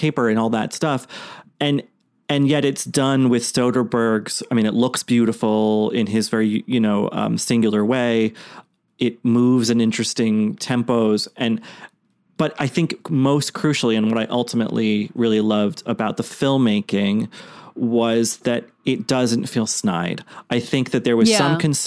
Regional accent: Boston, Massachusetts, United States; where I grew up in Boston

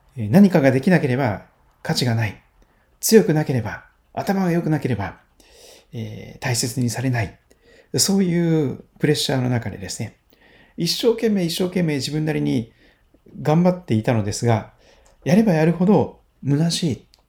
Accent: Kochi, Japan; 四国の高知県、高知市で生まれ育って

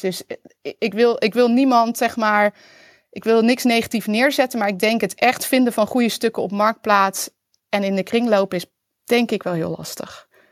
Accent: Netherlands; also born or lived in Utrecht; als Nederlander

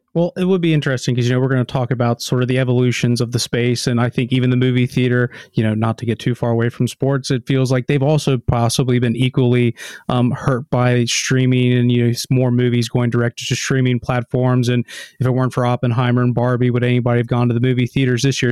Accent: United States; moved away; as an American

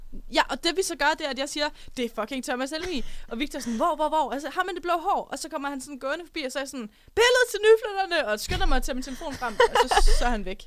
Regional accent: South Jutland, Southern Denmark, Denmark; now in Aarhus, Denmark; jeg kommer jo fra Sydjylland

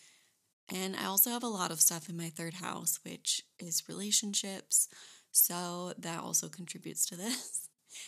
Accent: Michigan, United States; moved away as an adult; also born or lived in Florida Keys; now in North Carolina, United States; I am originally from Michigan

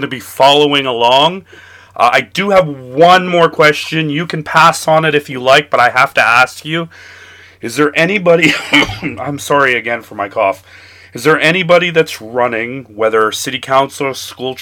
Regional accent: Toronto, Ontario, Canada; so I grew up in Etobicoke North, his ward.

